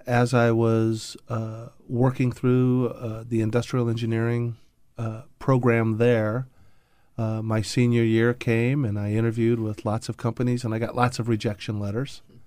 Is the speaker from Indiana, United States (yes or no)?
yes; Indianapolis, Indiana, United States; I grew up in the Midwest in Indianapolis